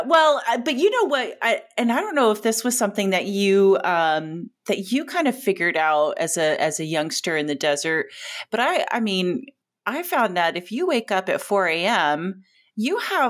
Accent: Joshua Tree, California, United States; now in Arizona, United States; the desert I grew up in was a lot of retired people, so it wasn't snowbirds. They were 100% living there, like retired from LA usually and moved to Joshua Tree.

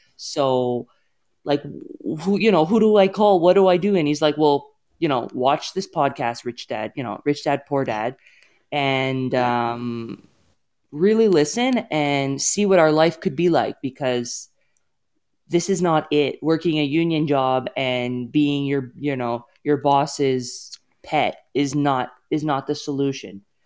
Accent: Toronto, Ontario, Canada; moved away as an adult; now in Edmonton, Canada; born and raised in Toronto, and, um, so I am from here

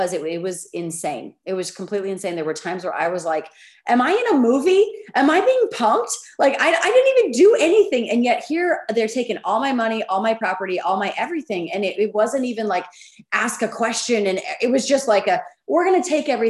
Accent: United States; I'm an American citizen

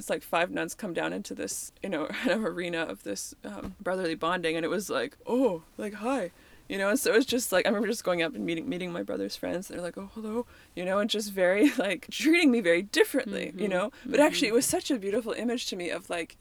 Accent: Canada; I'm Canadian

